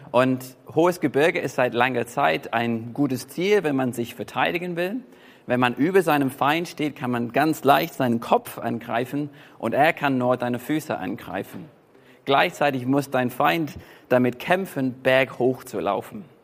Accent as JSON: {"language": "German", "region": "England", "country": "United Kingdom", "tie": "born or raised there", "said": "und es gibt auch aus meiner Heimat, gibt zum Beispiel die White Cliffs of Dover oder die Weiße Klippen in Dover."}